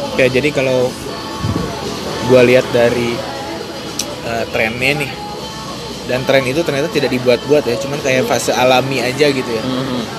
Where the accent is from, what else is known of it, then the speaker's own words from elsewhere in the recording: West Java, Indonesia; moved away as an adult; also born or lived in Bandung; now in Jakarta, Indonesia; saya orang Sunda